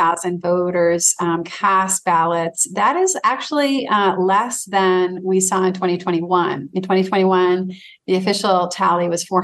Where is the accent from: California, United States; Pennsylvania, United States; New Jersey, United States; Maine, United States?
Maine, United States; Manchester; my hometown of Manchester